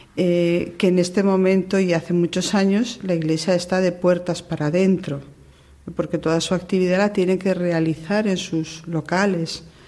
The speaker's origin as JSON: {"language": "Spanish", "region": "Valencian Community", "country": "Spain", "moved": "as an adult", "lives_now": "Cuba", "said": "Yo soy española, soy valenciana, me ha marcado la fiesta, la cultura, la historia, todo me ha marcado"}